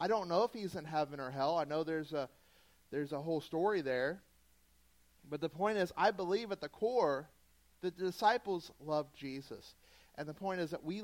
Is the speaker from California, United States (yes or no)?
no; Southeast Louisiana, United States; moved away; I'm from Southeast Louisiana